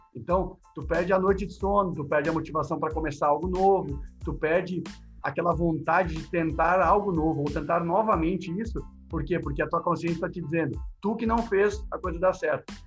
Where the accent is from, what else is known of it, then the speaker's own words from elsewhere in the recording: South Region, Brazil; Eu sou gremista, sou do Sul.